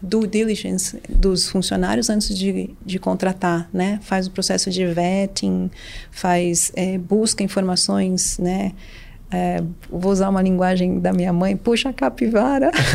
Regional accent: Brazil; also born or lived in New York / São Paulo; eu voltei para o Brasil é, é, em junho de 2002

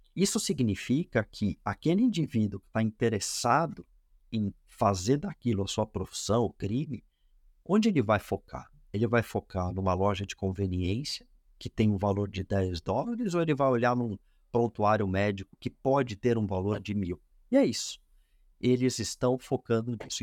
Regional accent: Brazil

